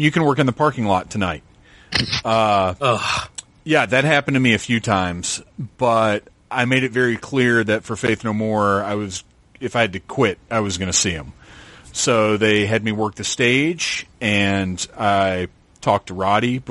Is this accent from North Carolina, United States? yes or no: yes; Wilmington, North Carolina, United States; I'm from North Carolina. And I was like, oh, man, I'm from there. I grew up in Wilmington